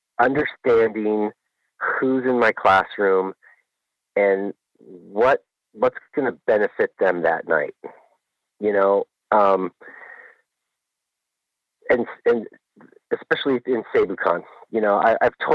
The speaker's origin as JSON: {"language": "English", "region": "Pacific Northwest", "country": "United States", "moved": "yes", "lives_now": "Anchorage, United States", "said": "I'm originally from the Pacific Northwest"}